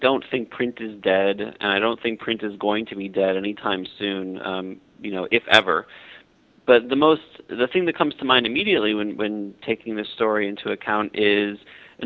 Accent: Buffalo, New York, United States; I grew up in Buffalo, New York, so I'm used to it

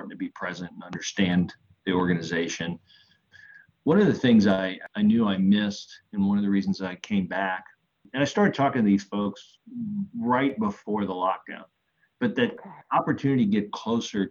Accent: New Orleans, Louisiana, United States; born or raised there

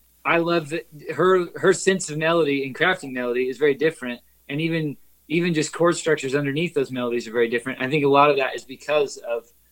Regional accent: Kansas City, Missouri, United States; we're from Kansas City, we live in Kansas City now

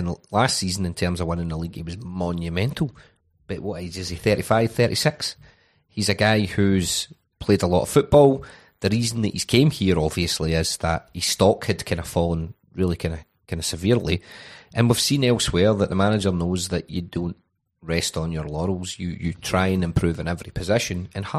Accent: Glasgow, Scotland, United Kingdom; I'm Scottish, mate. Right? I'm from Glasgow.

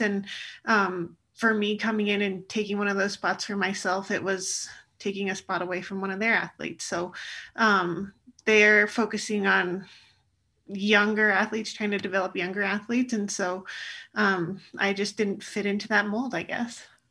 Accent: Alta, Utah, United States; when I'm a kid growing up at Alta Ski area in Utah

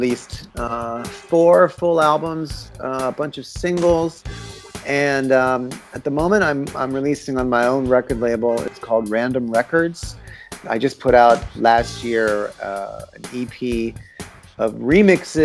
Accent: Washington, District of Columbia, United States; moved away as an adult; now in Berlin, Germany; I'm originally from the Washington, D.C. area

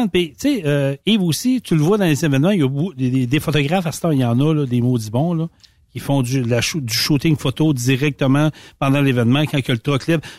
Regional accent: Quebec, Canada; Moi, je viens de la Gaspésie.

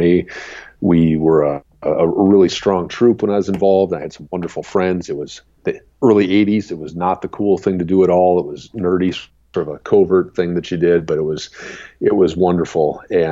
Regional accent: Madison, Wisconsin, United States; now in Minnesota, United States; I grew up in Madison, Wisconsin, and the house I grew up in, right out my back door was railroad

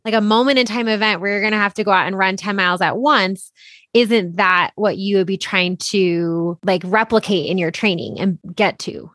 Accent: Boulder, Colorado, United States; being born and bred in Boulder

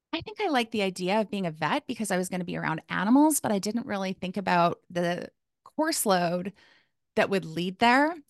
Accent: Calgary, Alberta, Canada; moved away as an adult; now in Kamloops, Canada; I was born in Calgary, Alberta, which is in Canada.

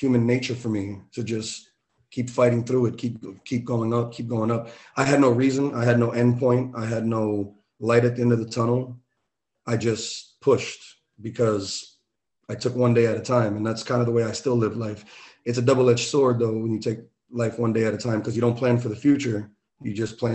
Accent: New York City, New York, United States; I had nothing growing up in the Bronx, growing up in New York.

